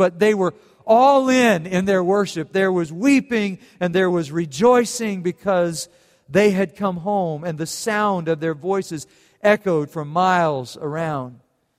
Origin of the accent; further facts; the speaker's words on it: Germany; And then I thought, well, I grew up in Germany, and then they lose.